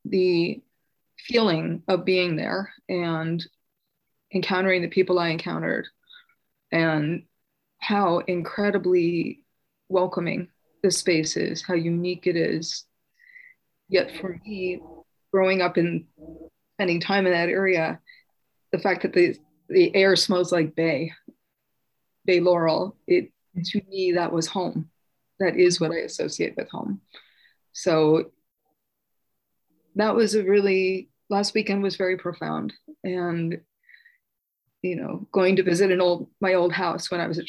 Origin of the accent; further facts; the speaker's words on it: Los Gatos, California, United States; I was born in Los Gatos